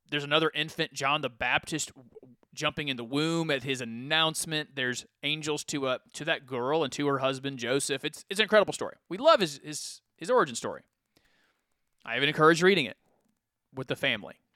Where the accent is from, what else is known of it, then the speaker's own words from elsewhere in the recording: Ferkessédougou, Savanes, Côte d’Ivoire; Well, in the flesh, I came from Ferkessédougou, Ivory Coast.